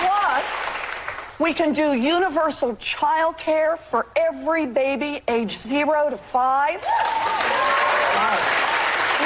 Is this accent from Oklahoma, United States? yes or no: yes; Oklahoma, United States; I grew up in Oklahoma